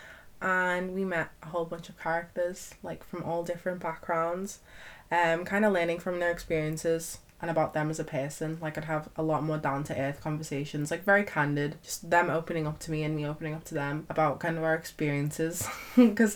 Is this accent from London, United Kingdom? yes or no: no; Knowsley, North West England, United Kingdom; I'm from the area, Knowsley/Merseyside